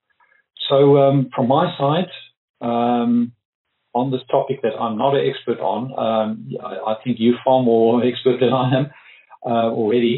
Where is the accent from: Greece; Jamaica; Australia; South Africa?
South Africa; Pretoria, Gauteng; I'm from Pretoria, South Africa, heart of apartheid